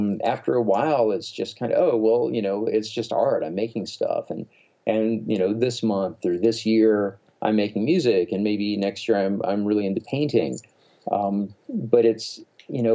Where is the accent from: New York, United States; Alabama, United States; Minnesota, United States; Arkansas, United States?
Alabama, United States; I was this kind of scrawny, asthmatic, weirdo kid growing up in Alabama